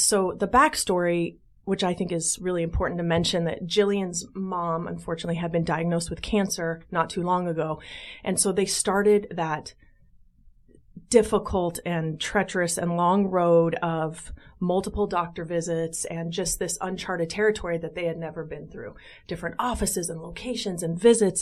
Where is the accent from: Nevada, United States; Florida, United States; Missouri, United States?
Nevada, United States; Las Vegas; moved away as an adult; also born or lived in San Diego, California; now in Chicago, United States; born and raised in Las Vegas